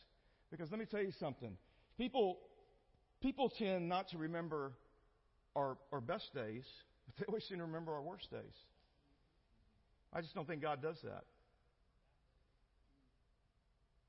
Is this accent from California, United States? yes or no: no; El Campo, Texas, United States; also born or lived in Houston, Texas; I grew up in a small town called El Campo